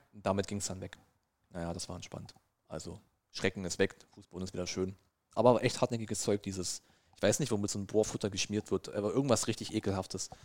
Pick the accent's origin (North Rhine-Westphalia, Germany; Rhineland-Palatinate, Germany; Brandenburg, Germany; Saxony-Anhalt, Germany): Brandenburg, Germany; moved away as an adult; now in Saxony, Germany; ich bin und bleibe Brandenburger